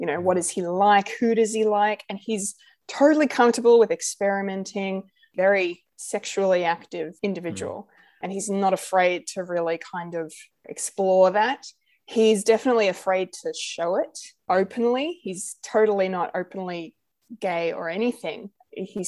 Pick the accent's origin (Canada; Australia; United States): Australia; I am very much Anglo, very much your white Aussie